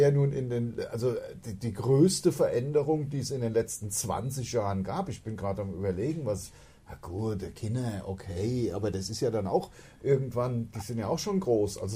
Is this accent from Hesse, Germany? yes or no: yes; Hainstadt, Hesse, Germany; ich komme ja aus Heinstadt und bin